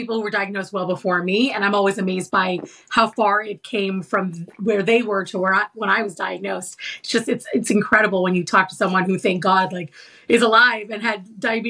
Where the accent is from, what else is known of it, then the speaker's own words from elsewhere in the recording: Seattle, Washington, United States; moved away as an adult; also born or lived in New York; I'm from Seattle. I went back to Seattle with my mom